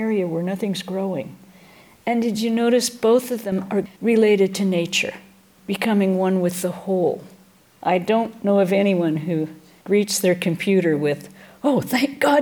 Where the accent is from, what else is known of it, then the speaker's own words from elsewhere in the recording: Washington, United States; now in California, United States; I grew up in Washington State